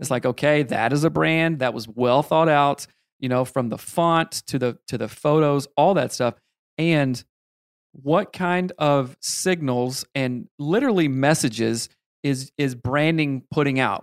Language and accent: English; South Carolina, United States; I grew up in South Carolina